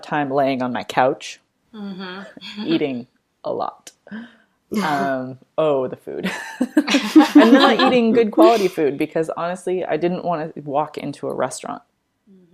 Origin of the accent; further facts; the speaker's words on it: Colorado, California, United States; moved away as an adult; now in East Coast, United States; I'm from Colorado. But spent most of our lives on the West Coast in California. And we both moved to the East Coast around the same time